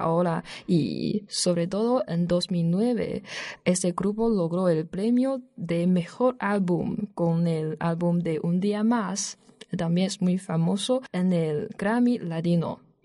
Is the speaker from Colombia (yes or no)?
no; northern China, China; Spanish is a second language; moved away as an adult; now in Alcalá de Henares, Spain; soy del norte de China